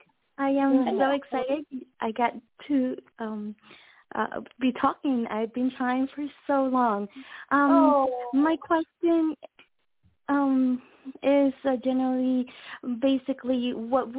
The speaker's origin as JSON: {"language": "English", "country": "Puerto Rico", "moved": "yes", "lives_now": "Florida, United States", "said": "I am originally from Puerto Rico"}